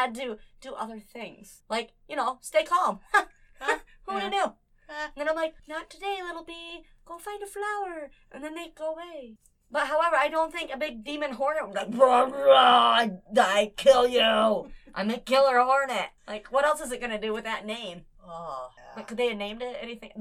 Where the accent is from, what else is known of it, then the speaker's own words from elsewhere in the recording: United States; I'm American as they can get